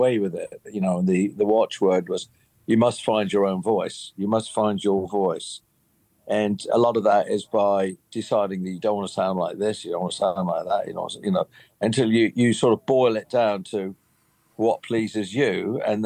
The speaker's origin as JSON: {"language": "English", "country": "United Kingdom", "tie": "born or raised there", "said": "I grew up in Britain"}